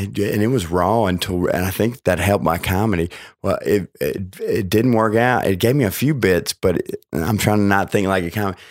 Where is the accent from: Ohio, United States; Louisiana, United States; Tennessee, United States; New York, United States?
Louisiana, United States; New Orleans; accent: like Paula Deen; I was born in New Orleans